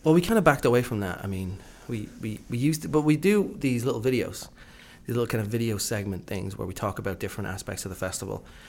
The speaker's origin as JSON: {"language": "English", "country": "Ireland", "said": "I'm from Ireland"}